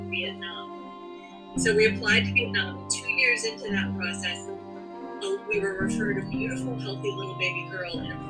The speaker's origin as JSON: {"language": "English", "town": "Sanford", "region": "Maine", "country": "United States", "tie": "born or raised there", "said": "I'm a Mainer, born and raised in Sanford, Maine."}